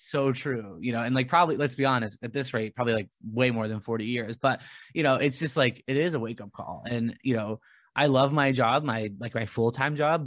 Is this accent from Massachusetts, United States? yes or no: no; Rancho Santa Margarita, California, United States; I grew up in Rancho Santa Margarita